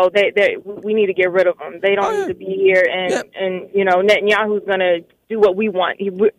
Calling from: Washington, District of Columbia, United States; I'm calling from

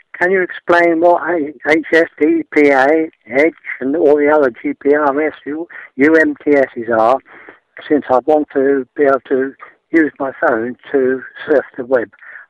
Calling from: Gloucester, South West England, United Kingdom; I'm phoning from Gloucester.

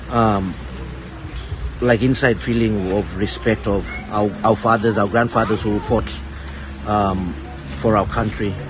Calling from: Darwin, Northern Territory, Australia; we're dialing in from Larrakia country in Darwin

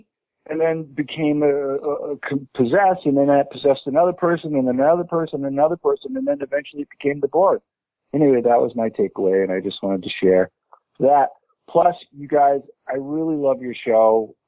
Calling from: Boston, Massachusetts, United States; I'm calling from Jamaica Plain, Massachusetts.

